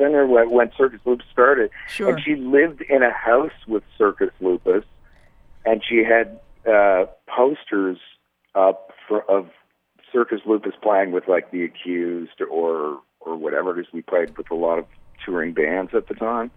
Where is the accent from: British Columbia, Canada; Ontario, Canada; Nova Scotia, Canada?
Ontario, Canada; Toronto; now in Montreal, Canada; I'm originally from Toronto. I live in Montreal now.